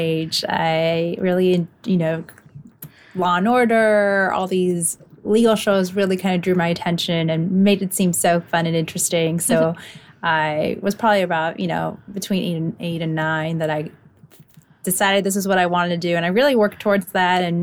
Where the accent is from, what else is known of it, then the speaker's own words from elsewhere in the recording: Los Angeles, California, United States; I grew up in LA and I love it, so I've stayed